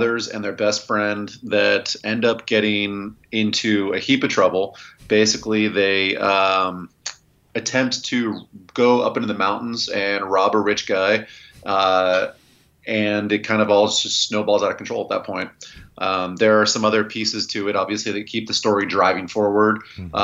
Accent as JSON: {"language": "English", "area": "right outside of Philadelphia", "region": "Pennsylvania", "country": "United States", "tie": "born or raised there", "moved": "as an adult", "lives_now": "California, United States", "said": "I grew up right outside of Philadelphia."}